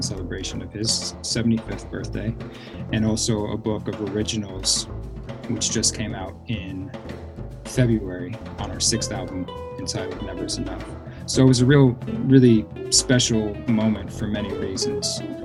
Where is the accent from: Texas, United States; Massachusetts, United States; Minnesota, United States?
Massachusetts, United States; Cambridge; now in Brooklyn, New York, United States; I grew up in the Boston area and in the Cambridge public school system